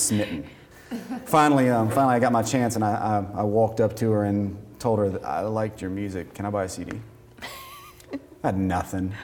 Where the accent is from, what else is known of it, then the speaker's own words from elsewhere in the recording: Atlanta, Georgia, United States; I was born in Atlanta, Georgia